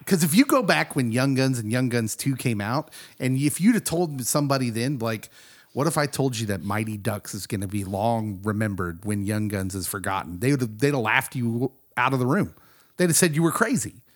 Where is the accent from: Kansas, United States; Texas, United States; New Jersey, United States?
Kansas, United States; as a young kid growing up in Kansas